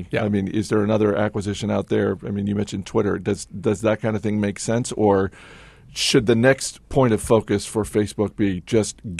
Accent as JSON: {"language": "English", "region": "North Carolina", "country": "United States", "said": "I'm from North Carolina."}